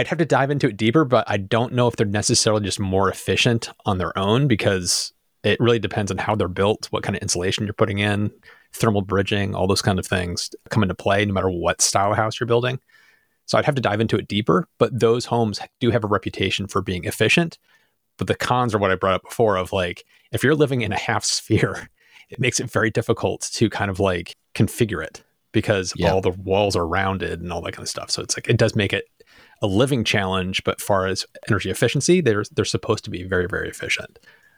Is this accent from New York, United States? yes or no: yes; Rochester, New York, United States; Sean and I grew up in outside of Rochester, New York.